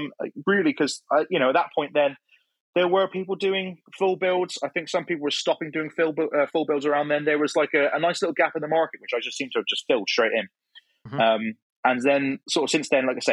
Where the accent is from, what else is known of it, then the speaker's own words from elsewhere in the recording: Cornwall, South West England, United Kingdom; moved away as an adult; now in Plymouth, United Kingdom; I'm from Cornwall originally. And then I'd moved to Plymouth, which is the next county over.